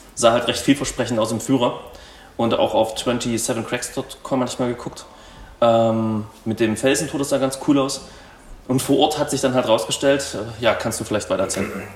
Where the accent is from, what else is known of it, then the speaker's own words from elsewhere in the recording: Saxony, Germany; ich komme aus Sachsen